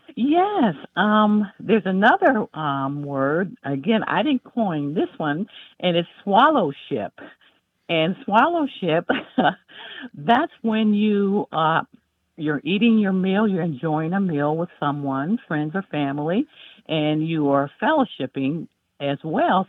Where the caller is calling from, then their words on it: Greensboro, North Carolina, United States; I'm calling from Greensboro, North Carolina